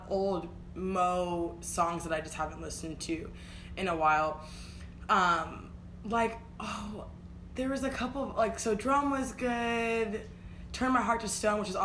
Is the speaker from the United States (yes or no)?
yes; Kansas City, United States; Kansas City, which is my hometown